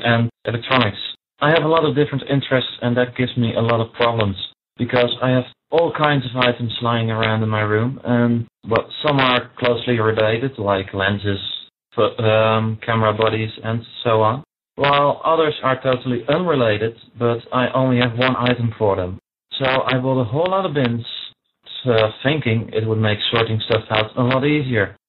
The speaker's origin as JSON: {"language": "English", "country": "Netherlands", "said": "I'm a student from the Netherlands"}